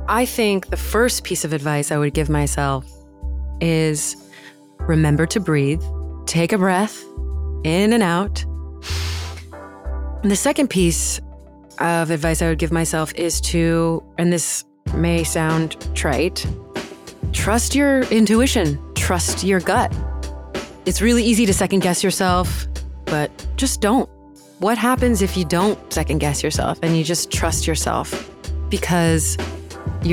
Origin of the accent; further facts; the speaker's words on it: northeastern Arizona, United States; I grew up on the Navajo reservation in northeastern Arizona.